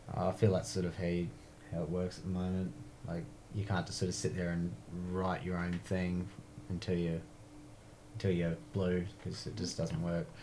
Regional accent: Blackwater, Queensland, Australia; all of us are actually growing up in Blackwater together

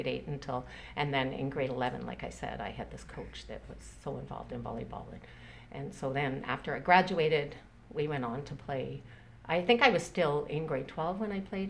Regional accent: Richmond, British Columbia, Canada; also born or lived in Scotland; I grew up in Richmond

